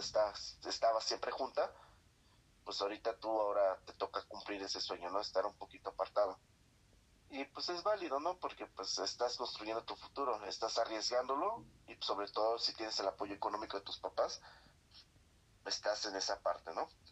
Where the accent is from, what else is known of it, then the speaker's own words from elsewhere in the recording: Guerrero, Mexico; moved away; also born or lived in Mexico City; yo me salí de las, del estado de Guerrero por estudiar un mejor, en una mejor escuela